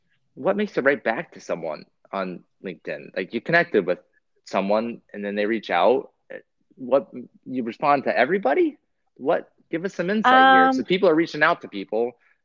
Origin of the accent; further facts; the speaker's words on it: Pacific Northwest, United States; now in Michigan, United States; I'm from the Pacific Northwest